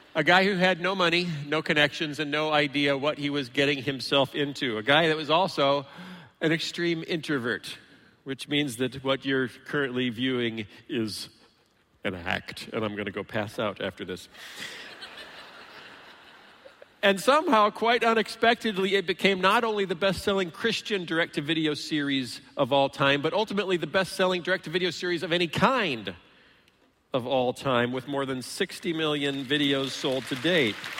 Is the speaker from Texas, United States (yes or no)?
no; Iowa, United States; moved away; also born or lived in Illinois; I grew up actually in Iowa and then moved to Illinois